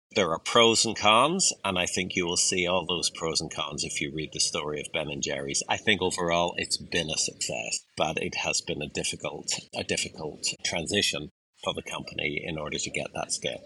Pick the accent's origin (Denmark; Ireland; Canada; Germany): Ireland; I'm an Irish person